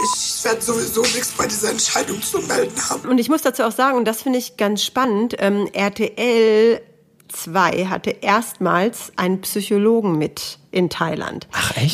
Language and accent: German; Hanover, Lower Saxony, Germany; Ich bin auch aus Hannover